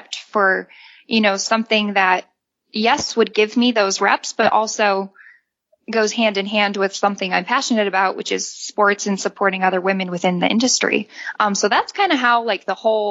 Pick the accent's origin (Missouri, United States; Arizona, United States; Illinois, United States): Illinois, United States; moved away as an adult; also born or lived in Indiana / Utah; I'm actually from Illinois. So born and raised in the Midwest